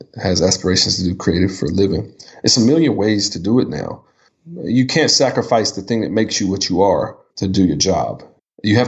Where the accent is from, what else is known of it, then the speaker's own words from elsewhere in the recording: Townsville, Virginia, United States; moved away; I grew up in Virginia